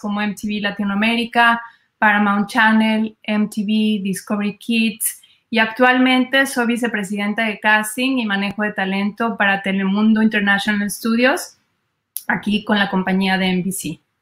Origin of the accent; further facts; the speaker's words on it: Mexico; now in United States; soy mexicana